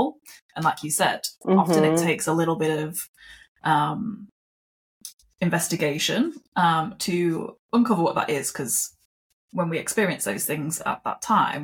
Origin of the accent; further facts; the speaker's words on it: United Kingdom; moved away; also born or lived in Australia; I am British